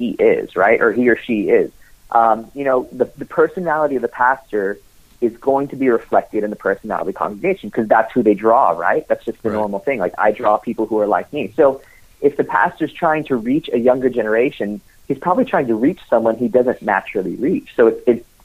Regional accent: United States; as an American

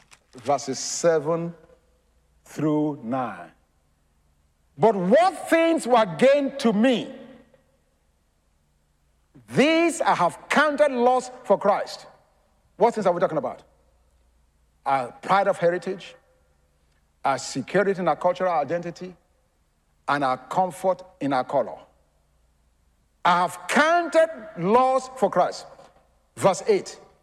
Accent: Philadelphia, Pennsylvania, United States; I'm a Yankee. You meet me in New York, man. I'm from Philly, the city of brotherly love.

